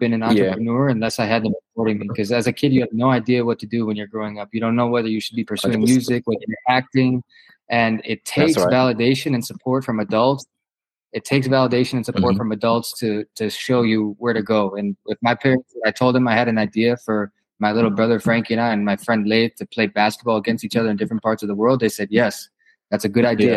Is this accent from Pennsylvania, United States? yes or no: no; Milwaukee, Wisconsin, United States; I grew up in Milwaukee, Wisconsin, the son of two Greek parents